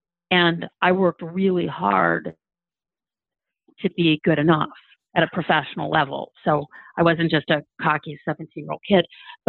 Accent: Cleveland, Ohio, United States; I grew up in Cleveland, Ohio, playing competitive golf.

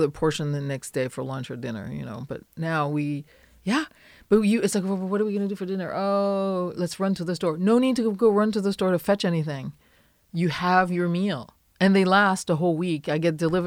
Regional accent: France; now in United States

